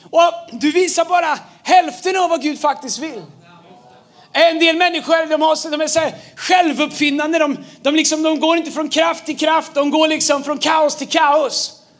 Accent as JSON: {"language": "Swedish", "town": "Tidaholm", "region": "Västra Götaland", "country": "Sweden", "tie": "born or raised there", "said": "när jag växte upp i, i Tidaholm"}